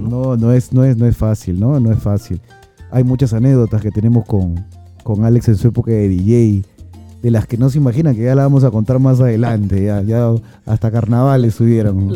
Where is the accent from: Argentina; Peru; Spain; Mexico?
Peru; somos peruanos